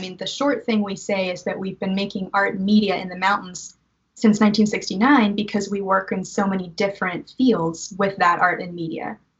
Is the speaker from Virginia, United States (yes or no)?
yes; Virginia, United States; moved away as an adult; now in Eastern Kentucky, United States; I'm from Virginia.